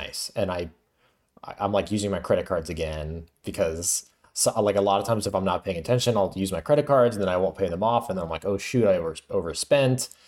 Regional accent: Florida, United States; now in New York, United States; I'm from Florida, too

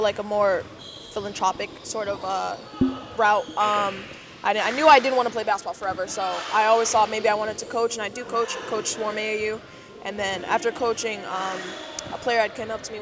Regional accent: Connecticut, United States; also born or lived in Kansas City; I was born in Kansas City, and I lived there till I was 7. And then I moved to Connecticut.

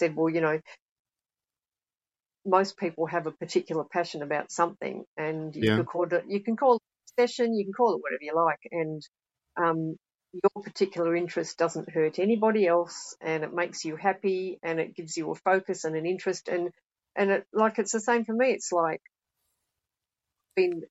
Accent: Australia; now in United Kingdom; I'm Australian

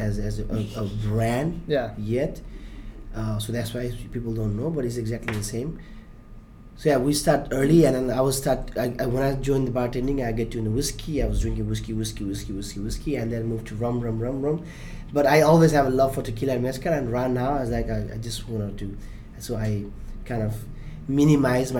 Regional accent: Nepal; born or raised there; now in Hong Kong

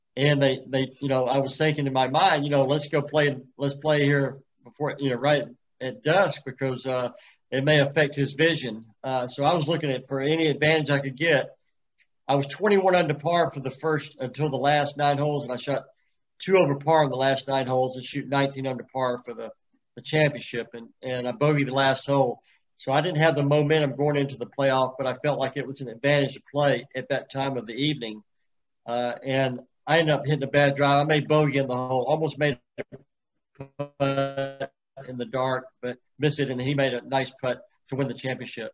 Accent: Columbus, Georgia, United States; I grew up in Columbus, Georgia

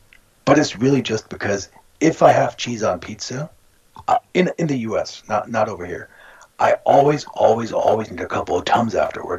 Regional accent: Texas, United States; moved away; I grew up in Texas

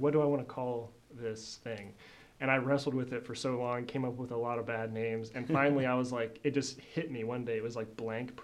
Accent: Des Moines, Iowa, United States; moved away as an adult; now in Joplin, United States; I'm from Des Moines, Iowa. And so kind of growing up there, and then I moved to Joplin in 2016 to go to school

